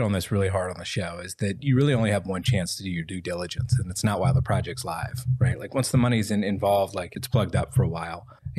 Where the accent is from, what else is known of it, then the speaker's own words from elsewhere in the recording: the South, United States; especially like I'm from the South, right? Like you don't want to offend anybody.